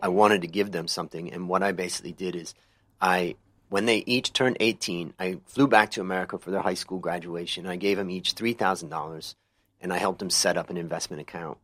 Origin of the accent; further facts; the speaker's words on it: Ohio, United States; moved away as an adult; also born or lived in California; now in Thailand; I grew up in Ohio